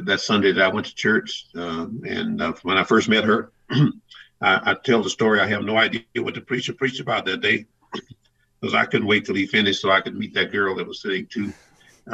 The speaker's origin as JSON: {"language": "English", "region": "the South", "country": "United States", "tie": "born or raised there", "said": "growing up in the South that I grew up in."}